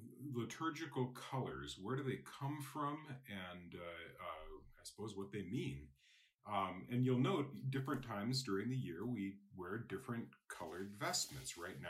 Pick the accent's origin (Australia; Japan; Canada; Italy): Japan; I know, for example, I grew up in Japan, and red is a girl's color.